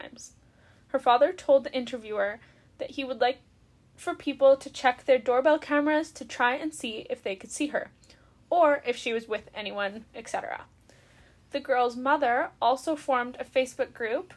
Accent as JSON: {"language": "English", "country": "Canada", "said": "young Canadian women ourselves"}